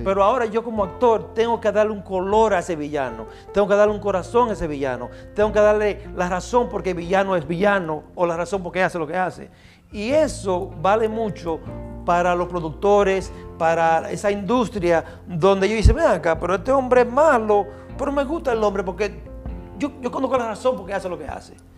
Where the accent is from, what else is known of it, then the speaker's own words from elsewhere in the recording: Baitoa, Santiago, Dominican Republic; nací en Baitoa, Santiago.